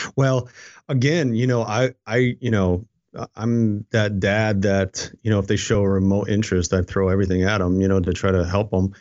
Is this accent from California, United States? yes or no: no; upstate New York, United States; now in Fredericksburg, United States; I grew up in a very, very small town, and it was a mill town